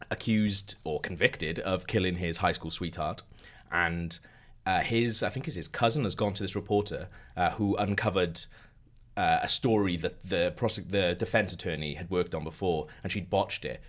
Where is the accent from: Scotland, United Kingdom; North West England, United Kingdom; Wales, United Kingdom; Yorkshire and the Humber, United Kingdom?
Wales, United Kingdom